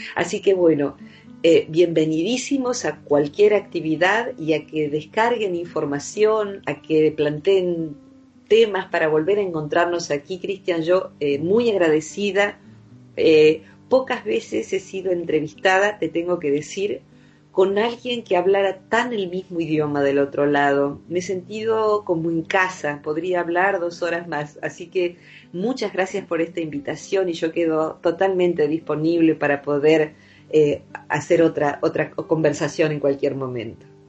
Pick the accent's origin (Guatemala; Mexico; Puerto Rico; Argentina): Argentina; Open Door, Buenos Aires; yo vivo en un pueblo que se llama Open Door, porque eh, el lugar principal de este pueblo es un hospital neuropsiquiátrico que funciona a puertas abiertas, es decir, que el paciente psicótico que está eh, compensado puede salir y entrar, va al pueblo, va a comprar sus cosas. Yo me acostumbré a tratar con pacientes psicóticos desde niña